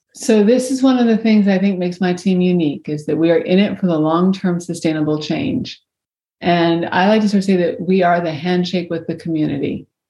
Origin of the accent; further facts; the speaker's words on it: Virginia, United States; I grew up in Virginia